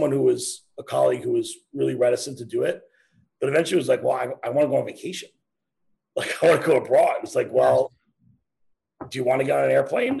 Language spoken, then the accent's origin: English; New York, United States; I mean, look, man, I mean, I grew up in New York, right? I mean, we saw, like, you know, of course the recent anniversary, blackout, like, and we saw all that.